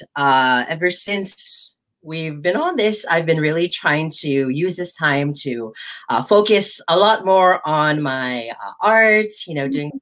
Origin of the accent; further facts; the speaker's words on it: United States; growing up as a Filipino American